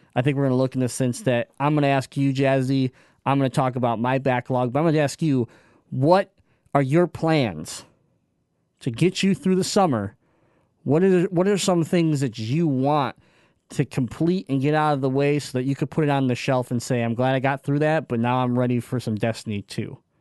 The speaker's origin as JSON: {"language": "English", "region": "Michigan", "country": "United States", "said": "we're from Michigan."}